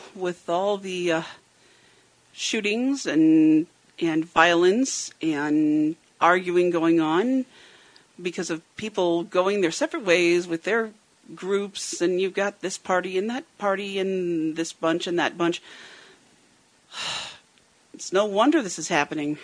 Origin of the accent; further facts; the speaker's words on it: United States; it's United States